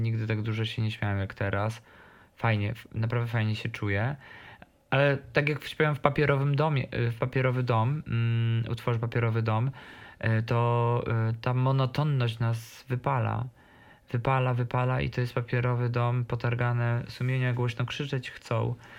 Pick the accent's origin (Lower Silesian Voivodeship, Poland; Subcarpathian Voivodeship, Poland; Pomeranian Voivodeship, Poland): Subcarpathian Voivodeship, Poland; Podkarpacie, Rzeszów; now in Warsaw, Poland; jestem z małej miejscowości i z Podkarpacia i promuję ten region jak mogę